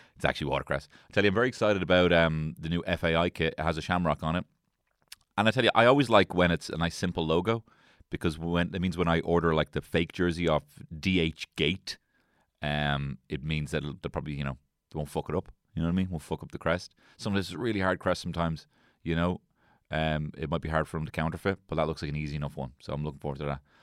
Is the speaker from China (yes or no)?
no; Ireland; I'm Irish